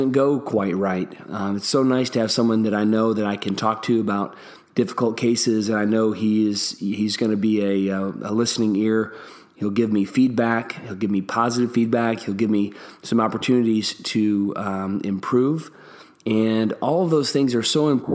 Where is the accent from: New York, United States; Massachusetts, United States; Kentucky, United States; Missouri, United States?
Kentucky, United States; my home state of Kentucky